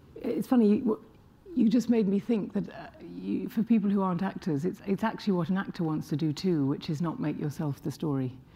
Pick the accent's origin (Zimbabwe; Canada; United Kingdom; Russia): United Kingdom; England; I'm English